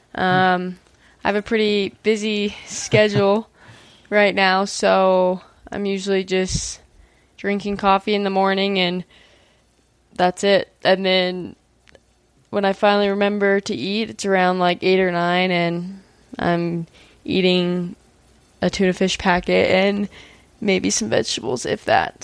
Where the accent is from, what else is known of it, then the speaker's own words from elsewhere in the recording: Maryland, United States; now in Utah, United States; I grew up in Maryland